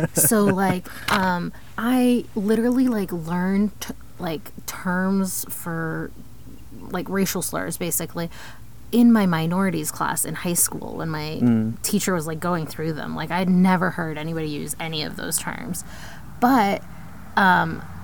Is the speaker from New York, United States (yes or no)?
no; Columbus, Ohio, United States; now in Texas, United States; I grew up in Columbus in a pretty affluent community